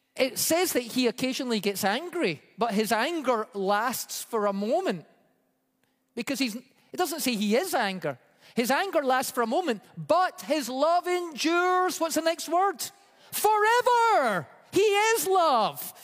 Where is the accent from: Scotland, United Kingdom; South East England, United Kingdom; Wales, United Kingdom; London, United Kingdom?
Scotland, United Kingdom; moved away; growing up in Scotland